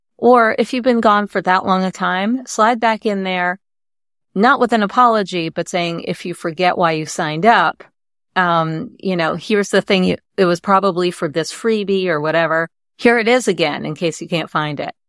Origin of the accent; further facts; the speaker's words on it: New York, United States; growing up in New York